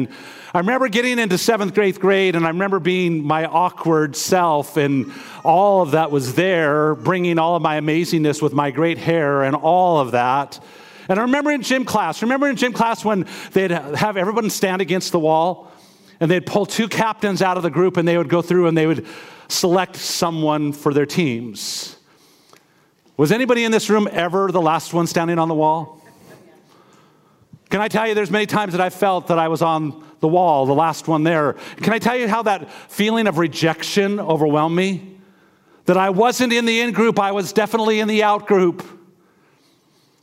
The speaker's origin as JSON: {"language": "English", "town": "Missoula", "region": "Montana", "country": "United States", "tie": "born or raised there", "moved": "as an adult", "said": "As a child, I was raised in Missoula, Montana, East Missoula, Montana"}